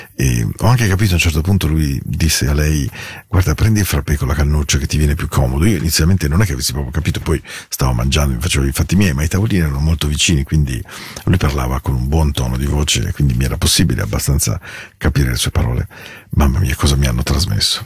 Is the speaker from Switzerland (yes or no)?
yes; Ticino, Switzerland; Dal Ticino